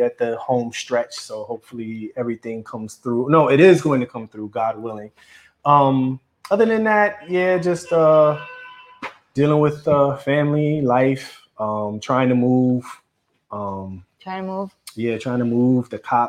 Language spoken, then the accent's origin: English; New York City, New York, United States; also born or lived in Brooklyn / Harlem / Queens / Valley Stream; I grew up in the Bronx. Yeah. South Bronx, too.